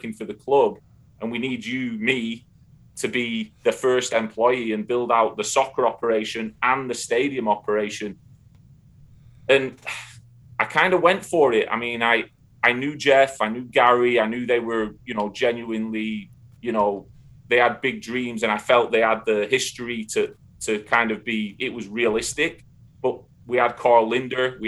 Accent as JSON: {"language": "English", "town": "Darwen", "region": "North West England", "country": "United Kingdom", "tie": "born or raised there", "moved": "as an adult", "lives_now": "United States", "said": "growing up in Northern England, I mean, where Darwin is, Blackburn is, you know, within 40 miles radius of my hometown"}